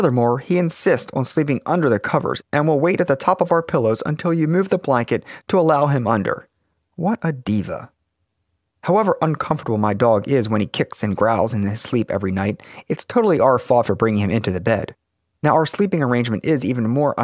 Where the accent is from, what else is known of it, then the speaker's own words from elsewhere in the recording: Baltimore, Maryland, United States; my hometown of Baltimore